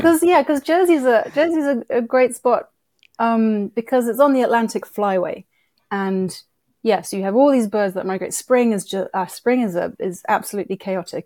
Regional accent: United Kingdom; moved away as an adult; also born or lived in Philadelphia, United States; now in New York, United States; I grew up in the U K, and hence the accent

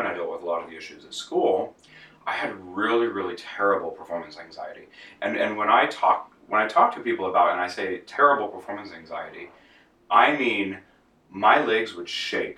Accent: outside of Los Angeles, Southern California, United States; I grew up in Southern California outside

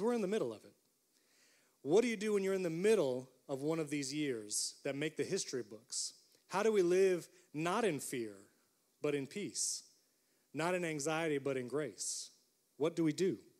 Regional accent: upstate New York, United States; moved away as an adult; also born or lived in Florida; I grew up in New York. I grew up in upstate New York

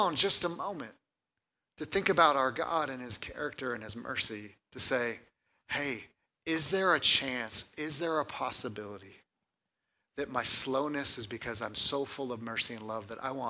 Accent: California, United States; moved away; I grew up in California

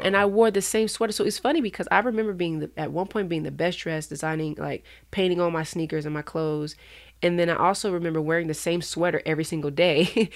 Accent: Moreno Valley, California, United States; That's, you know, where I'm from. I'm from Inland Empire

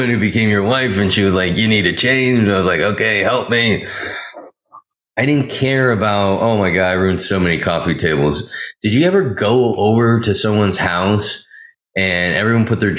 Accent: Pleasanton, California, United States; my hometown, Pleasanton.

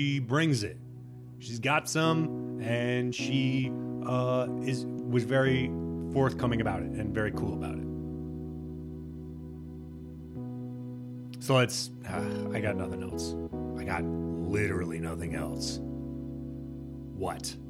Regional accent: Midwest, United States; I'm from the Midwest

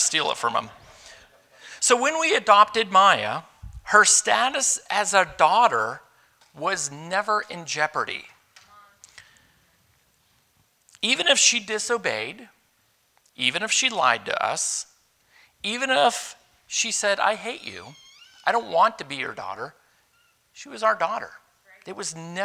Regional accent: Youngsville, Pennsylvania, United States; I grew up in Youngsville, Pennsylvania, way up in northwest Pennsylvania

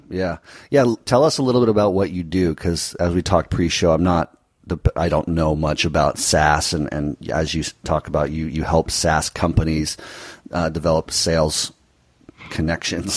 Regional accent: United States; being American

